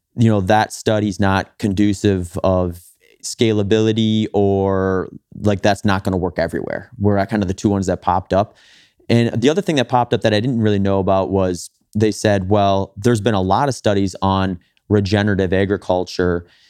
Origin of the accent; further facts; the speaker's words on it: Wisconsin, United States; I grew up in Wisconsin